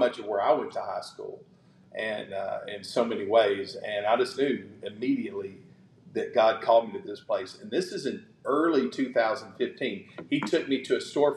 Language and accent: English; Knoxville, Tennessee, United States; moved away as an adult; also born or lived in Williamson County, Tennessee; now in Henderson, United States; I grew up in East Knoxville